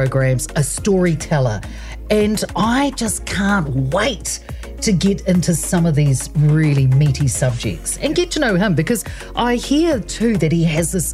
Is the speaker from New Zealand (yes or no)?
yes; Invercargill, Southland, New Zealand; accent: Southland rolled R; first language Samoan; English is a second language; moved away; I'm actually from Southland, from Invercargill, born and bred